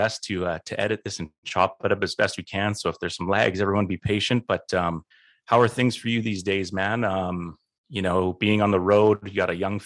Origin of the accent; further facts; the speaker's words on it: Canada; one of the only Canadians out there